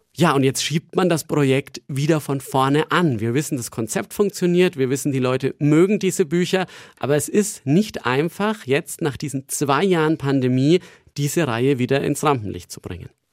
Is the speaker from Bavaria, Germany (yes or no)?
yes; Nuremberg, Bavaria, Germany; moved away as an adult; also born or lived in Lübeck; Nürnberg ist einfach meine Heimatstadt